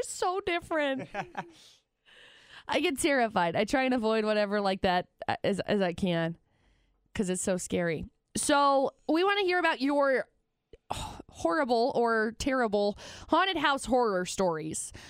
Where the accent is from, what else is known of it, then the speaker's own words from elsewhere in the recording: Logan, Utah, United States; also born or lived in Tremonton, Utah; I grew up in Tremont and I grew up in, like, Logan